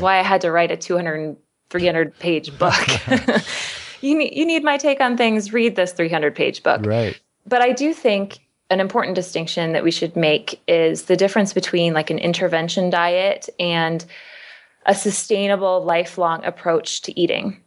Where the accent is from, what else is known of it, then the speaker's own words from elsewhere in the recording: Kansas, United States; I'm from Kansas, so I know a factory farm. Mm. I mean, that is the type of meat I was raised on.